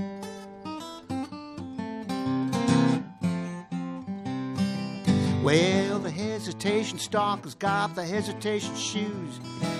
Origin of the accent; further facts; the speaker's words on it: New York, United States; I cut my teeth on the folk revival in New York because I'm from New York, so I'd go to Greenwich Village